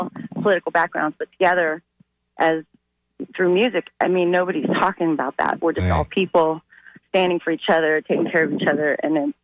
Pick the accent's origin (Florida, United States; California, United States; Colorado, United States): Florida, United States; Sarasota; I was born here in Florida. I was born in Sarasota